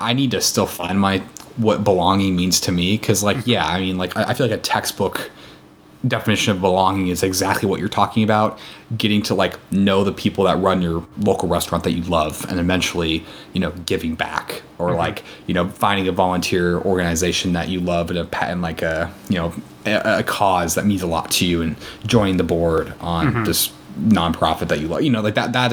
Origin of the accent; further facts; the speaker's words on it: Columbus, Nebraska, United States; moved away as an adult; now in Seattle, United States; growing up in Columbus